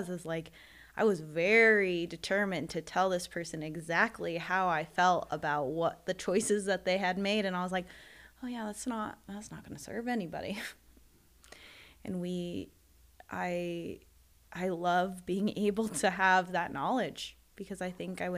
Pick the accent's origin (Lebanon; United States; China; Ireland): United States; being a Filipino American